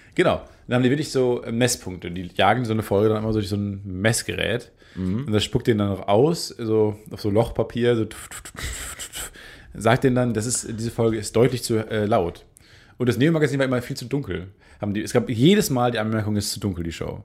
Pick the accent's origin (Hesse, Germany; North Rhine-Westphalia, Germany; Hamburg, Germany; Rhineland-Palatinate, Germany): North Rhine-Westphalia, Germany; Kamen; now in Cologne, Germany; ich komme ja aus Carmen, äh, direkt an den zwei Autobahnen, an der A1 und der A2